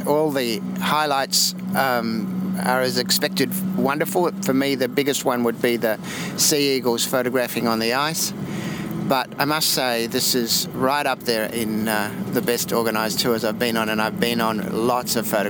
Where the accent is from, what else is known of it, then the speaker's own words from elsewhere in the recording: Australia; from Australia.